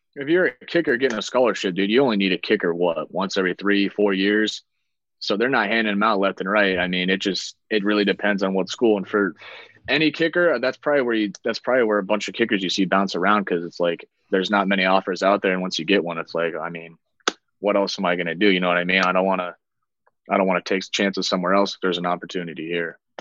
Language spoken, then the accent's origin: English; Iowa, United States; moved away; obviously being from there